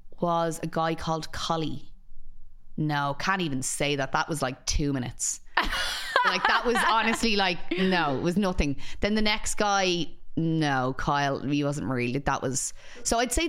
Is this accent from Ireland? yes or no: yes; Ireland; I'm obviously from Donnymead.